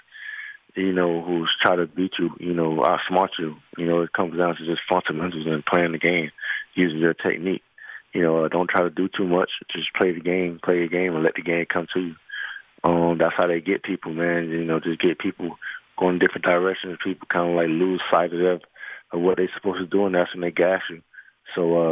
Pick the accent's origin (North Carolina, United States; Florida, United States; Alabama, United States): Florida, United States; Miami; my hometown of Miami